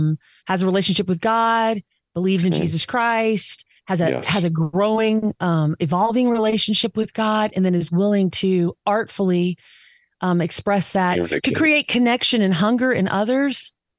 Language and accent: English; the South, United States; I'm just a Southerner who could adapt to Midwest pretty easily, who could adapt most everywhere. I didn't feel like I was from Jersey.